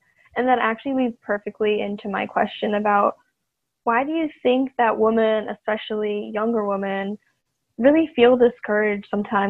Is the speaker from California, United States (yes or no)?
yes; Sonoma County, California, United States; my hometown, Sonoma County